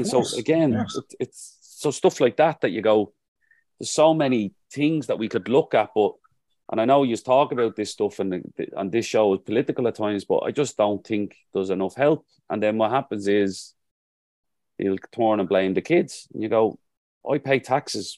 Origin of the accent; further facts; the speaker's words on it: Dublin, Leinster, Ireland; Like I grew up in Jobstown. I grew up in Jobstown before they built the square.